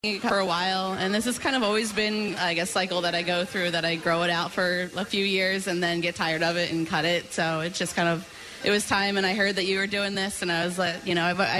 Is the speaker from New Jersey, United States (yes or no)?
yes; Burlington, New Jersey, United States; Burlington, New Jersey.